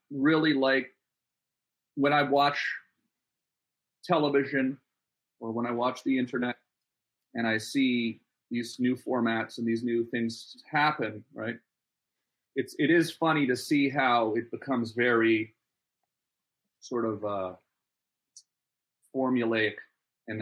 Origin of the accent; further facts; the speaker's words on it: Ottawa, Ontario, Canada; I grew up in Ottawa, Canada, and my dad was in the military